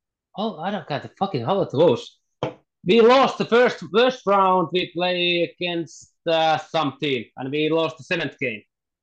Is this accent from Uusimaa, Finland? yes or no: no; Pori, Satakunta, Finland; English is a second language; I came back to Assat in Pori, my hometown